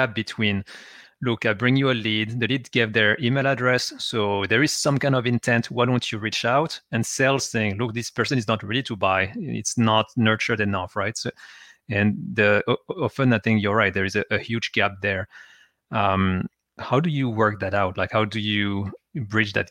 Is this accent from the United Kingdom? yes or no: no; France; English is a second language; moved away; I'm originally from France, I have an accent